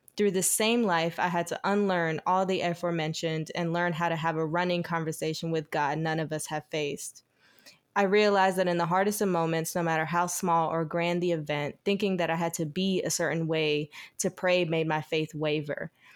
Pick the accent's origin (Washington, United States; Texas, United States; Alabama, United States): Alabama, United States; Eufaula; also born or lived in Georgetown, Georgia; I grew up in Eufaula, Alabama, Georgetown, Georgia. It's, like, right on the border of Georgetown and Alabama. So my mom's house was in Georgia, but I went to school in Alabama